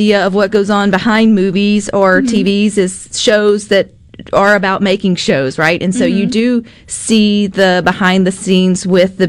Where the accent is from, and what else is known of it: Southern, United States; accent: Southern